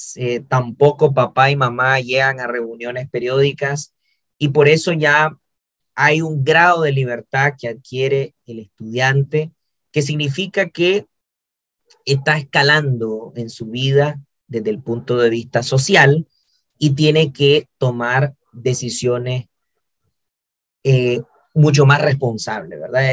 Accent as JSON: {"language": "Spanish", "country": "Nicaragua", "said": "mi país, en Nicaragua"}